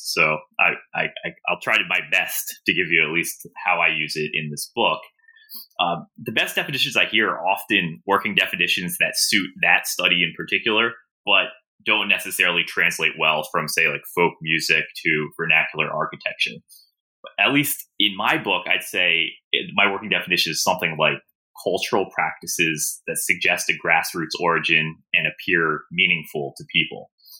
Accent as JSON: {"language": "English", "town": "Baltimore", "region": "Maryland", "country": "United States", "tie": "born there", "said": "That's correct. I was born in Baltimore, Johns Hopkins."}